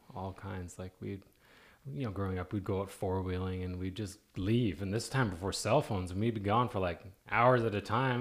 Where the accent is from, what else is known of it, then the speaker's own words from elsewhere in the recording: Canada; now in Oklahoma, United States; Oklahoma is very similar to where I grew up